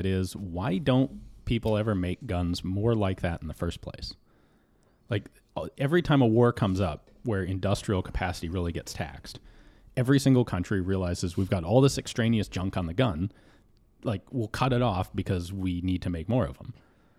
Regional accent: Denver, Colorado, United States; Yeah, Denver.

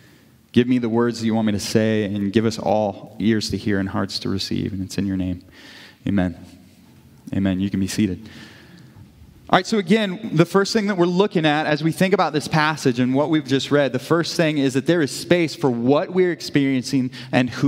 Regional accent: Kirksville, Missouri, United States; growing up in Kirksville

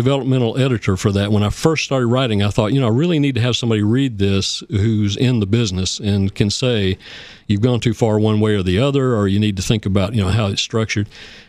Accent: Oak Ridge, Tennessee, United States; I grew up in Oak Ridge, and it was, you know, a modern place to grow up with many different kinds of people.

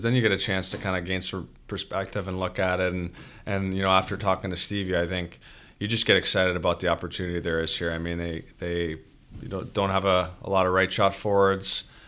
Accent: just outside of Toronto, Ontario, Canada; now in Detroit, United States; I grew up, um, just outside of Toronto

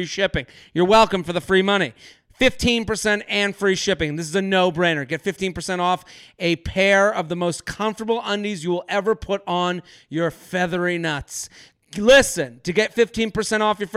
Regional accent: Needham, Massachusetts, United States; moved away; I'm from Needham

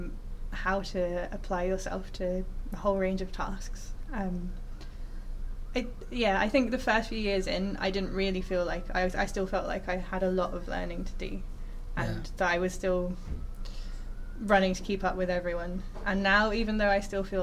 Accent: Surrey, South East England, United Kingdom; Where I grew up in Surrey

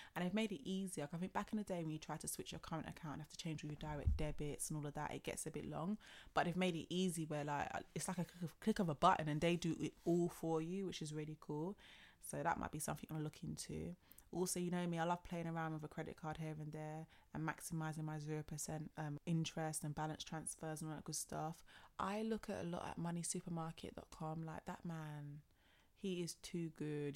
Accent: London, United Kingdom; Born and bred in London

